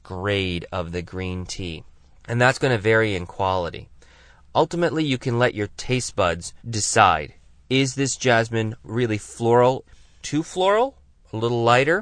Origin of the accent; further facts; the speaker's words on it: Tucson, Arizona, United States; here in my hometown of Tucson, Arizona